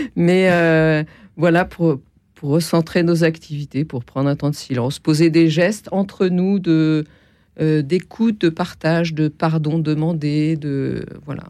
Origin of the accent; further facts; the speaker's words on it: Nancy, Grand Est, France; je suis de Nancy